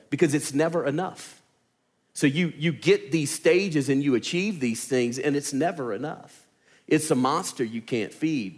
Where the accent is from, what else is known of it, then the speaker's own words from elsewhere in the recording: Louisiana, United States; accent: southern; moved away as an adult; now in Alabama, United States; I'm from Louisiana